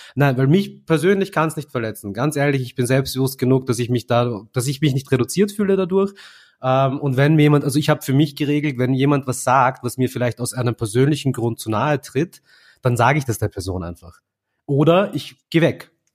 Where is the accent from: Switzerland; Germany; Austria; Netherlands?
Austria; Vienna; Indien und Simmering oder Delhi und Simmering